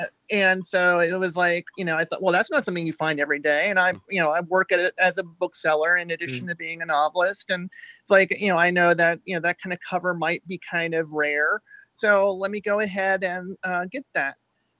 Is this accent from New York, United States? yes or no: no; Maryland, United States; moved away as an adult; also born or lived in Louisville, Kentucky; now in Southern Indiana, United States; I was born in Maryland. I lived in Maryland until I was about 30 years old. And I have spent just about the last 20 years here in Southern Indiana and or Louisville, Kentucky.